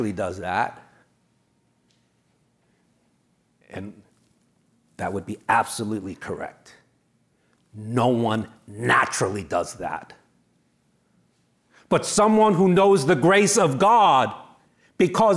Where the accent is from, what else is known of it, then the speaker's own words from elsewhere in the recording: New York City, New York, United States; I'm from New York City